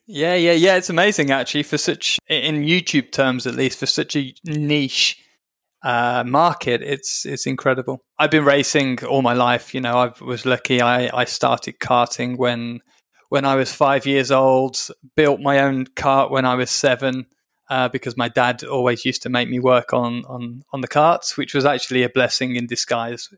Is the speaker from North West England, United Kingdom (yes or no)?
no; Birmingham, West Midlands, United Kingdom; I'm from Birmingham, so we're, we're from the same area